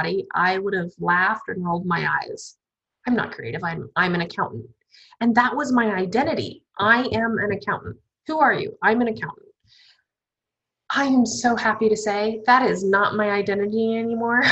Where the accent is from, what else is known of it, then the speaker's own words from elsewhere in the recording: Alaska, United States; moved away; I'm from Alaska